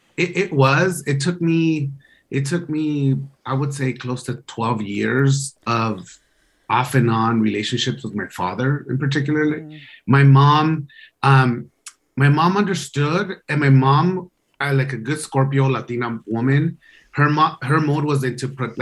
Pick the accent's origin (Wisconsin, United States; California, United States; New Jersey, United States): California, United States; Los Angeles; accent: LA; I'm like, no, that's my LA accent.